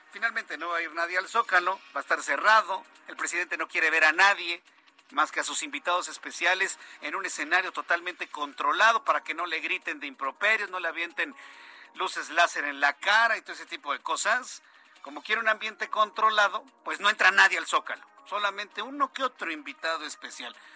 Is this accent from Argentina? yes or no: no; Mexico; Yo soy un mexicano común y corriente